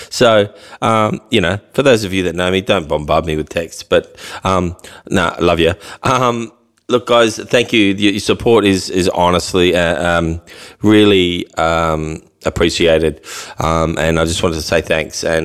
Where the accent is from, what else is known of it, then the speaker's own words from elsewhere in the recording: Mildura, Victoria, Australia; also born or lived in United States; Yeah, born and bred in Mildura, the old Mildura